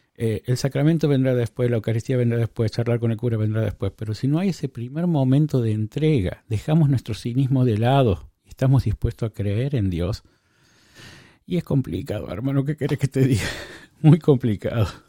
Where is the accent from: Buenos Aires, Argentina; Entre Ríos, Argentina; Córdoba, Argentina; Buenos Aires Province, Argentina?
Córdoba, Argentina; now in Oakland, United States; yo soy de Córdoba, también de Argentina